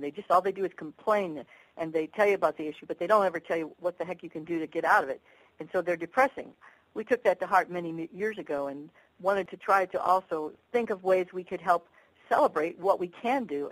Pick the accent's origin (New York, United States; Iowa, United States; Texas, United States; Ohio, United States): Ohio, United States; moved away; also born or lived in Washington, D.C.; Greg and I grew up in Ohio